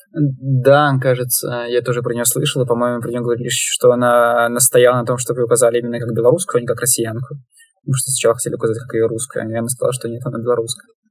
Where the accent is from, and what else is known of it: Belarus